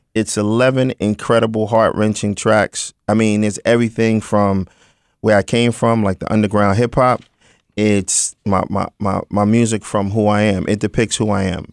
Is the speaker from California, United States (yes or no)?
no; New York City, New York, United States; I was born in Brooklyn, born, bred, and broken